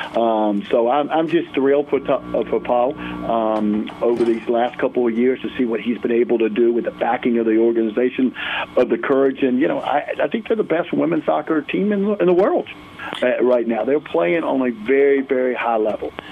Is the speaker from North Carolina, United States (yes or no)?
yes; Greensboro, North Carolina, United States; now in Durham, United States; Growing up in Greensboro, and then uh, been in Durham for for so long